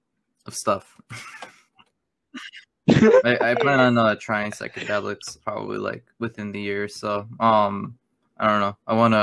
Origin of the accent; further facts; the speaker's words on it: Spain; born there; I was born in Spain. Yeah, that's all I'm willing to say.